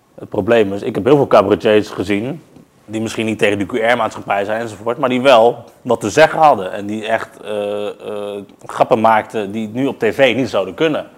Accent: The Hague, South Holland, Netherlands; in de Schilderswijk

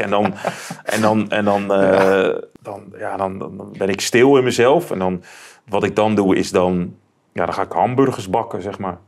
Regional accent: Netherlands; ik, als Nederlander

